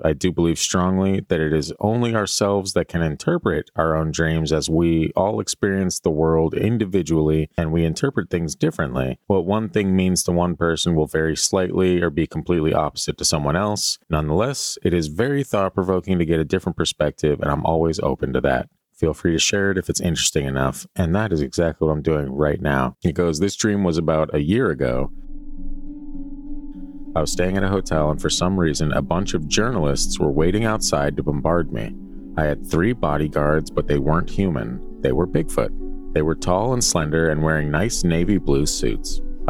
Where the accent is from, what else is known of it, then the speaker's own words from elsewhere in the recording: Alberta, Canada; I was near the Rocky Mountains. I'm from Alberta, by the way.